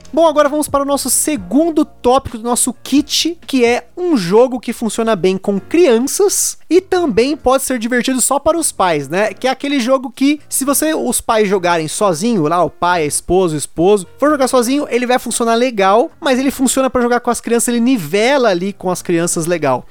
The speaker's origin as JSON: {"language": "Portuguese", "region": "São Paulo", "country": "Brazil", "tie": "born or raised there", "said": "minha adolescência, que estava na ETEC aqui de São Paulo"}